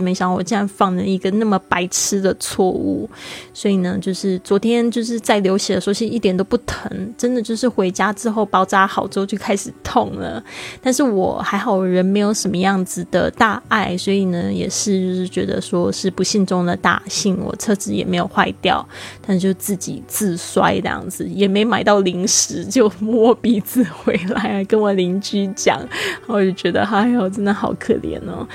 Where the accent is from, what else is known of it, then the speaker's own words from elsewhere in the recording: Kaohsiung, Taiwan; 非常珍惜我们的城市